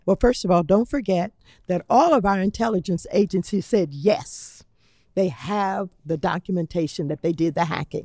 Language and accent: English; Los Angeles, California, United States; I come from Los Angeles